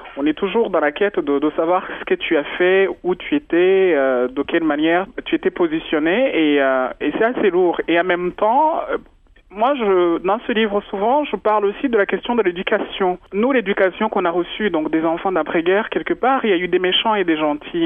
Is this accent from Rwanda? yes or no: yes; Rwanda; moved away; je suis Rwandais, euh, je suis né au Rwanda